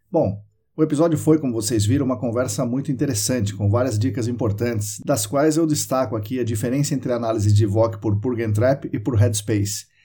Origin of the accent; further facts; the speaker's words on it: Sorocaba, São Paulo, Brazil; meu pai veio trabalhar em Sorocaba quando eu tinha 11 anos e eu passei aqui a infância, adolescência aqui, voltei para São Paulo